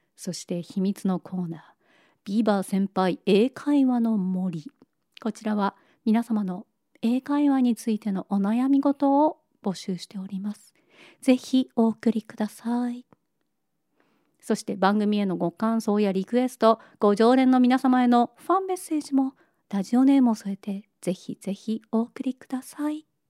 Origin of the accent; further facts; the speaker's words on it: Niigata, Japan; moved away; 雪深い新潟で育った